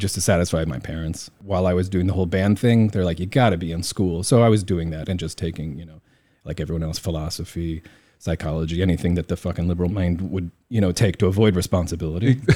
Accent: Indiana, United States; moved away as an adult; also born or lived in New York; now in Taiwan; I grew up in Indiana.

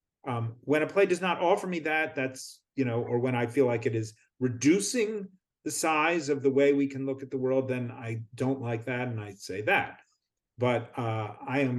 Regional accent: outside of Philadelphia, Pennsylvania, United States; I grew up outside of Philadelphia

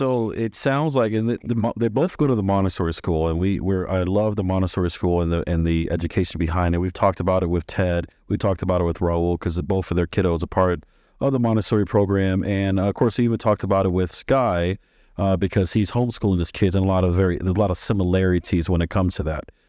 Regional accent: Maryland, United States; born or raised there; also born or lived in Texas

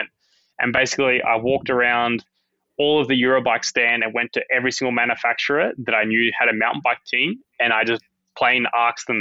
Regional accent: Bendigo, Victoria, Australia; also born or lived in Beechmont; where I grew up in Bendigo, Beachmont, before we moved to Bendigo, was kind of in a really big national park

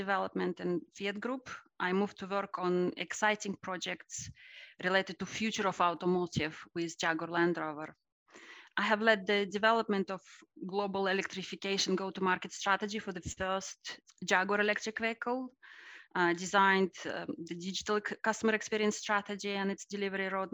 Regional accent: Russia; I was born in Russia at the end of the Soviet Union age

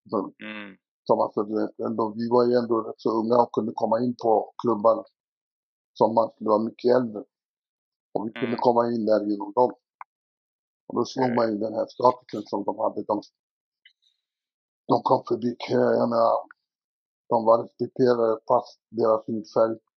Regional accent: Stockholm, Stockholm County, Sweden; also born or lived in Dalby; Jag är uppväxt i Tensta och Rinkeby.

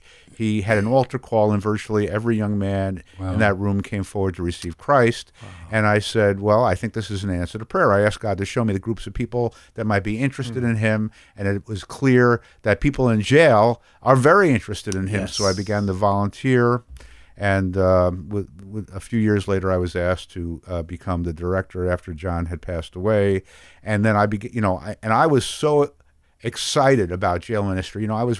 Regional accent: New York City, New York, United States; I was raised in New York City in a Jewish home, not a very religious home.

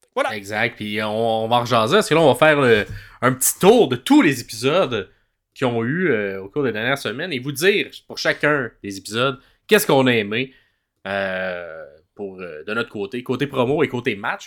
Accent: Quebec, Canada; Je suis québécois

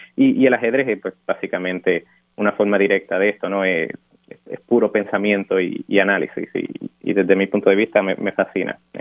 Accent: Dorado, Puerto Rico; moved away as an adult; also born or lived in Urbana-Champaign, Illinois; yo nací y me crié en Dorado

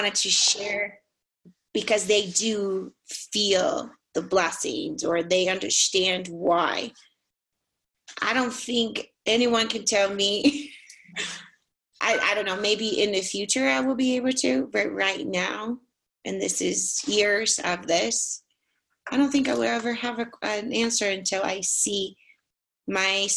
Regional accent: Brazil; now in Utah, United States; Growing up in Brazil

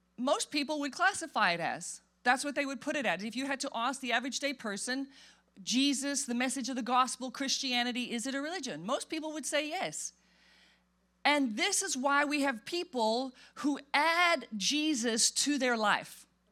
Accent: South Africa; moved away; I grew up in South Africa

